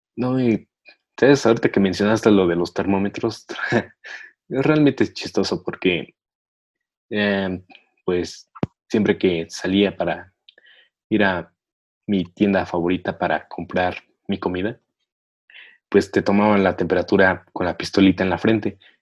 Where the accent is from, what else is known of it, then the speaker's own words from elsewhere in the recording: State of Mexico, Mexico; soy del Estado de México